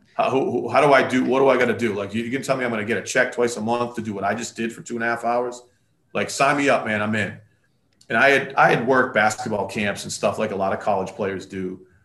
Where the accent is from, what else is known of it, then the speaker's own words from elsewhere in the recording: Worcester, Massachusetts, United States; we played it at Assumption, which is in my hometown, uh, Worcester